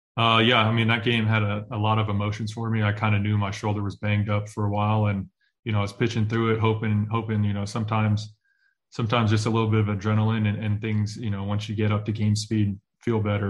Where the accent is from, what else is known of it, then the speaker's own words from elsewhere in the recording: Oakland, California, United States; I grew up in Oakland, California